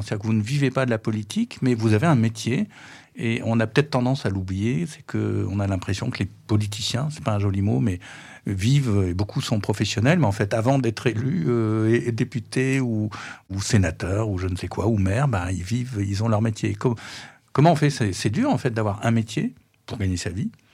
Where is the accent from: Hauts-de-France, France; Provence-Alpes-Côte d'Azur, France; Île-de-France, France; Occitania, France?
Île-de-France, France; Paris; en tant que Parisien